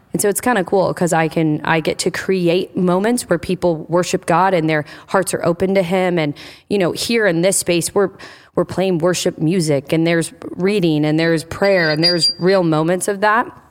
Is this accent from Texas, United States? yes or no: no; Indiana, United States; also born or lived in Michigan; now in New Albany, Ohio, United States; I'm from Indiana